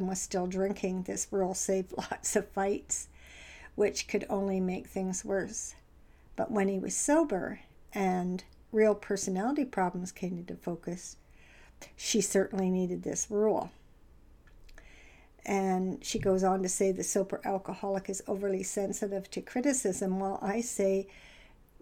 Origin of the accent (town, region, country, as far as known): Canada